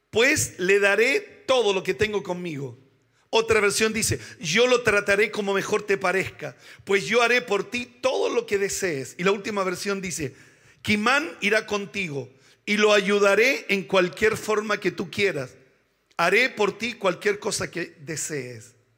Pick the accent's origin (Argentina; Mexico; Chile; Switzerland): Chile; Somos chilenos